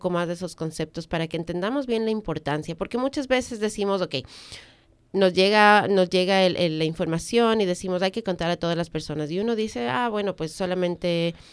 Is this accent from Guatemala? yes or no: no; Ecuador; moved away; Yo vengo de Ecuador, tú vienes de República Dominicana, donde los sistemas no son como, como acá